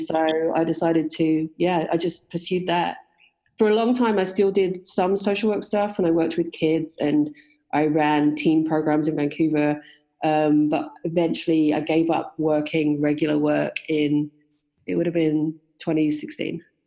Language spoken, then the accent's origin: English; London and the West Country of England, United Kingdom; moved away as an adult; also born or lived in West Country; now in Canada; I grew up in London and in the West Country of England. Um, but I've been living in Canada for 22 years now